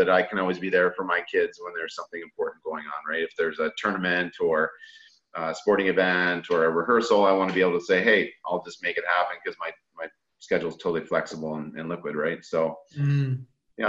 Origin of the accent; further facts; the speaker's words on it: Sarnia, Ontario, Canada; I lived in the north end of Sarnia